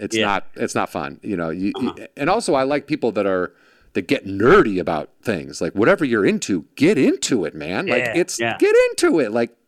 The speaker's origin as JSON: {"language": "English", "region": "Illinois", "country": "United States", "said": "I'm from Illinois."}